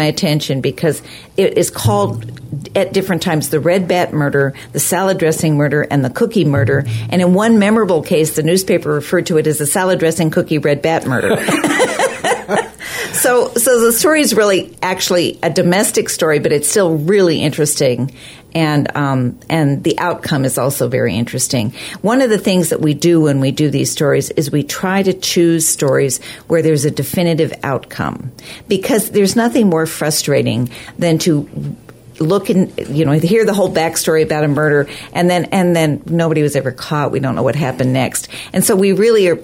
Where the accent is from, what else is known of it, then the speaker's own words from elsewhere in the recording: Sitka, Alaska, United States; moved away as an adult; also born or lived in Washington, D.C.; now in Juneau, United States; I grew up in Sitka